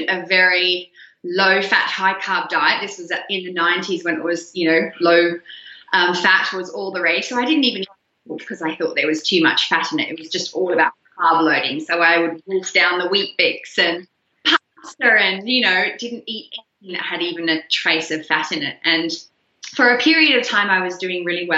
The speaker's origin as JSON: {"language": "English", "country": "Australia", "tie": "born or raised there", "also_born_or_lived": "Netherlands / Canberra, Australia", "moved": "as an adult", "said": "because I grew up mostly in Australia"}